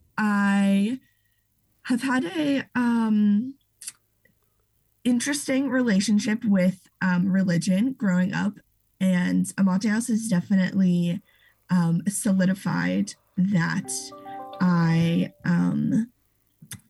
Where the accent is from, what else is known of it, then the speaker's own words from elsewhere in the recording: Ohio, United States; moved away as an adult; now in Chicago, United States; I am originally from Ohio